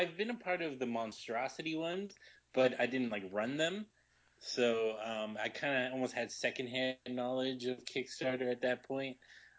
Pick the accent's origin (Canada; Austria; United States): Canada; Brampton, Ontario; Born and raised in Brampton.